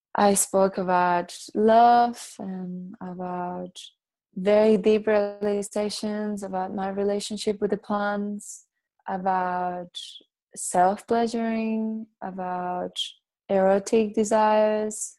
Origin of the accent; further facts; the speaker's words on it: Dominican Republic; first language Catalan; English is a second language; moved away; also born or lived in Barcelona, Spain; I was born in Barcelona, and uh, when I was two years old, I moved to the Dominican Republic, and I had a beautiful life in there.